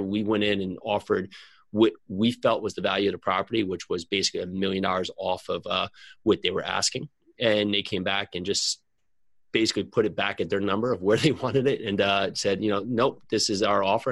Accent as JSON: {"language": "English", "region": "New Jersey", "country": "United States", "said": "I'm from New Jersey"}